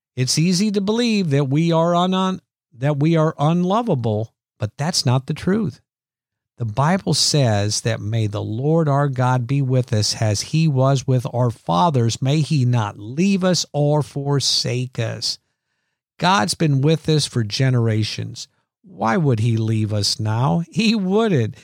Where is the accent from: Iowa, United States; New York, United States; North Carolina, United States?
Iowa, United States; growing up in Iowa that it seemed to be Easter and Christmas that our family always went to church